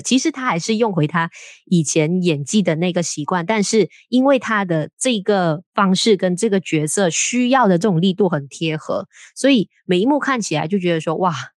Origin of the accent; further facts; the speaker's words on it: Malaysia; 我们身为马来西亚人